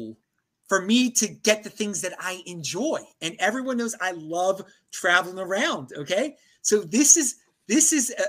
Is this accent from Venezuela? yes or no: no; East Coast, United States; I'm from the East Coast